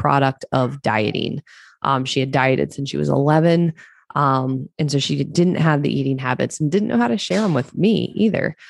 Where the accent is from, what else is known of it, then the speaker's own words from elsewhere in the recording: Eastern Shore of Maryland, United States; moved away; I grew up in Maryland, on the eastern shore of Maryland